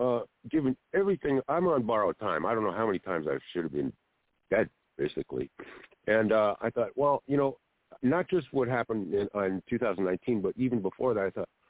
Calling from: Harbor area, Southern California, United States; I'm calling from the Harbor area in Southern California.

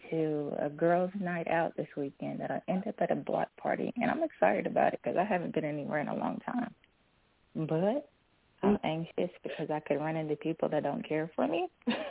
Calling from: Kentucky, United States; from Kentucky.

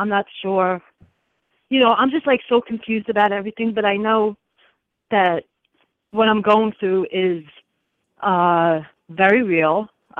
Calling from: Long Island, New York, United States; New York, Long Island.

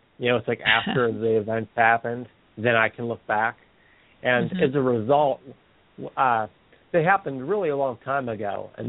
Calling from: Pennsylvania, United States; from Pennsylvania.

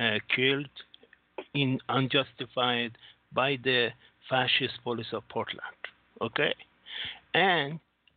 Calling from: Singapore; Singapore, sir.

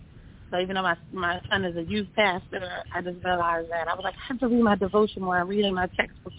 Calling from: New Jersey, United States; I'm calling from, I'm calling from New Jersey.

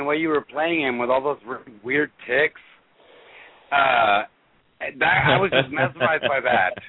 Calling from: Tulsa, Oklahoma, United States; I'm calling from Tulsa, Oklahoma.

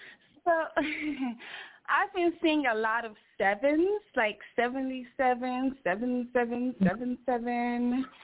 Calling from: Ohio, United States; I'm calling from Ohio.

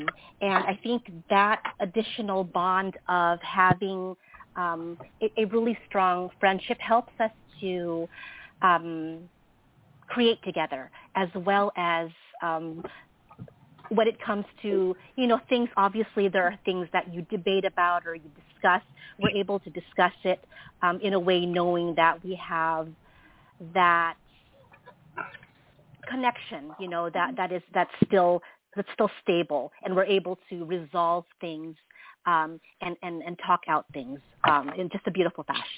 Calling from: California, United States; The San Francisco Bay Area.

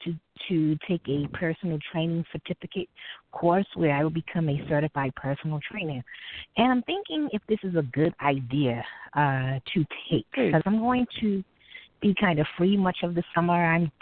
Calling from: New York, United States; I'm calling from New York.

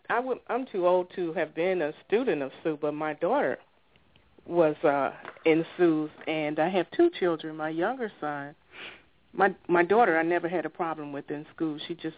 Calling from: South Highland, Illinois, United States; also born or lived in Chicago; I'm calling from South Highland, Illinois

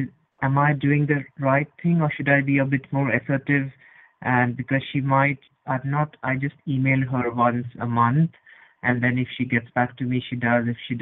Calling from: Edinburgh, Scotland, United Kingdom; I'm calling from Scotland, from Edinburgh.

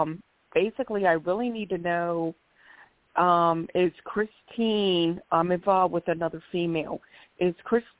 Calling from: Philadelphia, Pennsylvania, United States; Hi. I'm calling from Philadelphia, PA.

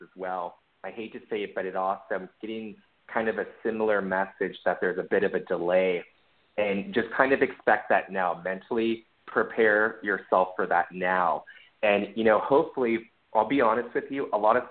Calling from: New York City, New York, United States; I'm calling from Harlem.

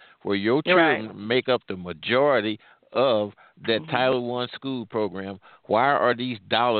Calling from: St. Louis, Missouri, United States; I'm calling from the St. Louis area.

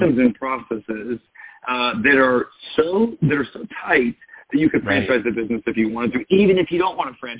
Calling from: Minneapolis, Minnesota, United States; I'm calling from our corporate office, which is just outside of Minneapolis in Minnesota.

